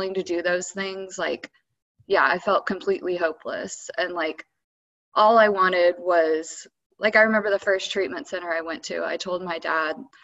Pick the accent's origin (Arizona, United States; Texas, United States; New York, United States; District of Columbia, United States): Texas, United States; Dallas; moved away; also born or lived in Colorado / Louisiana; I'm originally from Dallas